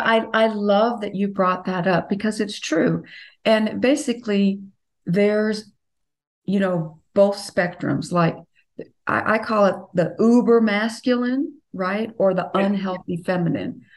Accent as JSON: {"language": "English", "region": "the South", "country": "United States", "said": "I'm from the South"}